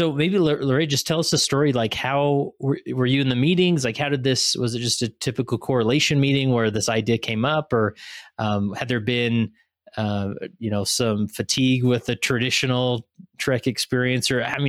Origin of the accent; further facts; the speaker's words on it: Utah, United States; Obviously being born and raised in Utah, you know, I did my own trek as a youth